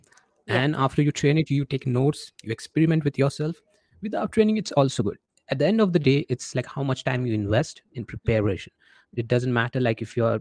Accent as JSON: {"language": "English", "country": "India", "said": "being an Indian"}